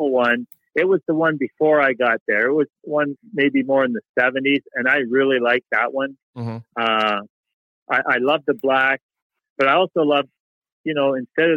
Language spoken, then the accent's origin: English; Canada; moved away as an adult; as a Canadian boy